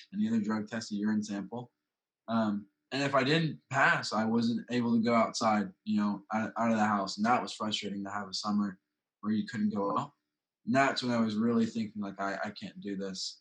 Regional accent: High Point, North Carolina, United States; I'm 17 years old and I'm from High Point, North Carolina

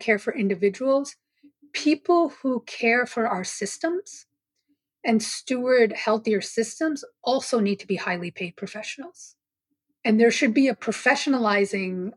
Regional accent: New York City, New York, United States; I grew up on Staten Island, which is one of the boroughs of New York City

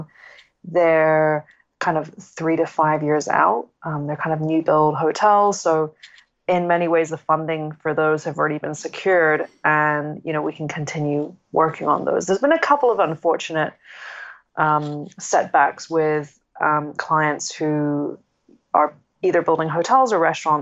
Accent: Hong Kong; also born or lived in United Kingdom / United States; I grew up in Hong Kong. My parents, they're still here. I was educated in the UK and then in the US, but yeah, I've spent most of my life in Hong Kong

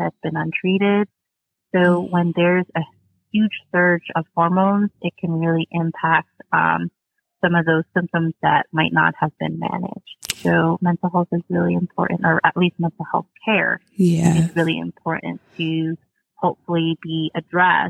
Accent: New Jersey, United States; now in North Carolina, United States; I'm originally from New Jersey

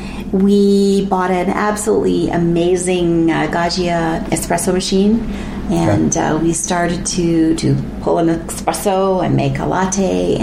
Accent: Bradford, Ontario, Canada; and I come from Bradford.

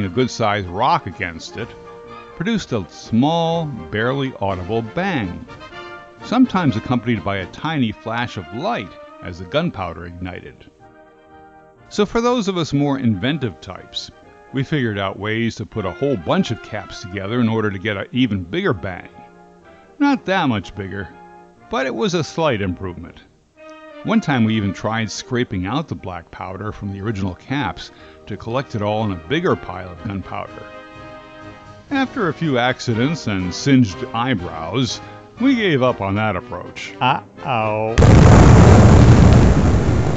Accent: Linden, New Jersey, United States; I grew up in Linden, New Jersey

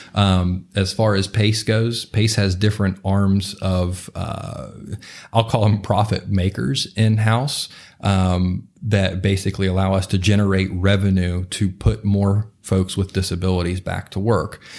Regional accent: Morgantown, West Virginia, United States; grew up in the, uh, in the Cheat Lake area of Morgantown, um, and still live there currently

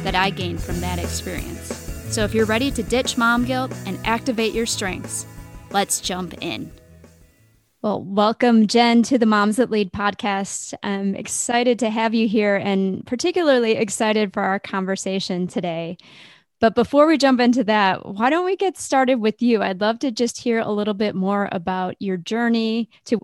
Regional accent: Midwest, United States; you have the Midwest roots that I have as well.

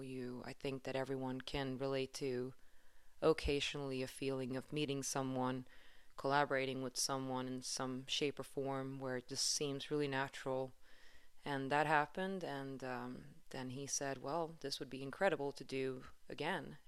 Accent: Stockholm, Stockholm County, Sweden; moved away; I am, um, from Sweden originally. I'm from Stockholm

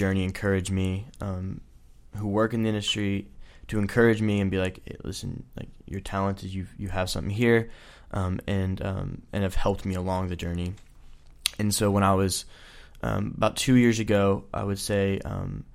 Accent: Nashville, Tennessee, United States; also born or lived in Chattanooga; I grew up in Nashville. I'm from Nashville

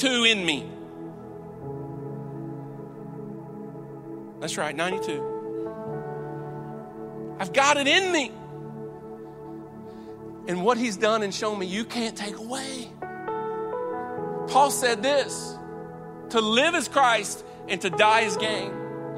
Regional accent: Wallburg, North Carolina, United States; I'm from Wahlberg. I graduated from Ledford

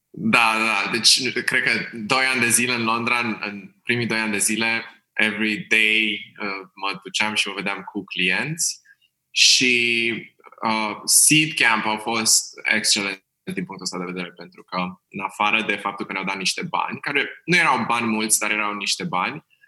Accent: Bucharest, Romania; sunt din București, am crescut în Berceni

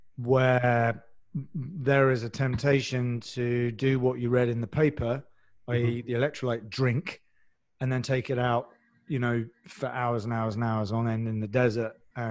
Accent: London, United Kingdom; even we're both from London one way or the other. And even within London, there's some different dialects

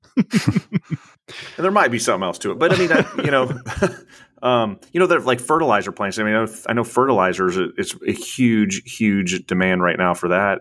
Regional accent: Illinois, United States; moved away; I'm from Illinois originally. I was born and raised, so I'm a Midwest kid.

